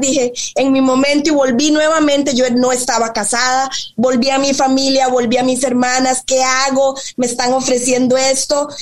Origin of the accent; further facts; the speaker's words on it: Costa Rica; moved away as an adult; also born or lived in Spain; yo soy tica, soy costarricense de cepa, de arroz, frijoles y plátano maduro